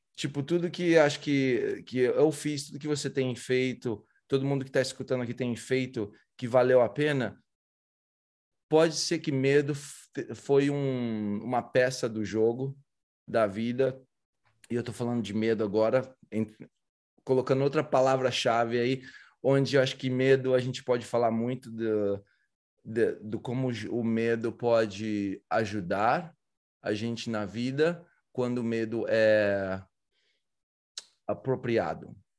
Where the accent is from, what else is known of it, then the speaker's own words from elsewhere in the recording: Brazil; sou do Brasil